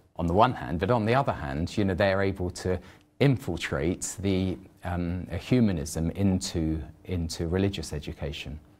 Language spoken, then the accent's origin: English; United Kingdom; I'm British